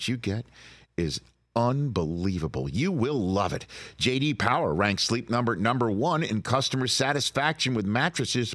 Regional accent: New York, United States; I'm a New Yorker

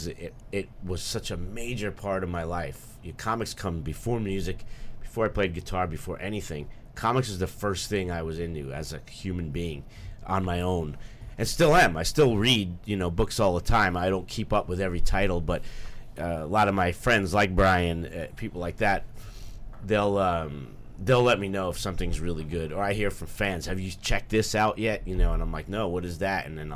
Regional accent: New York City, New York, United States; my comic shop where I grew up in Bayside, Queens

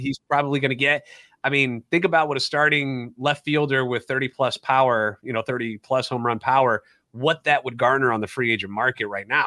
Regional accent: St. Louis, Missouri, United States; Born and raised in the Louvre, and a lifetime Cardinals fan

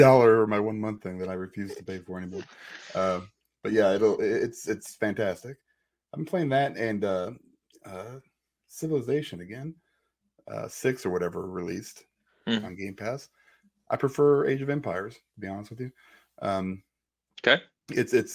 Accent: Chicago, Illinois, United States; moved away; I'm from Chicago

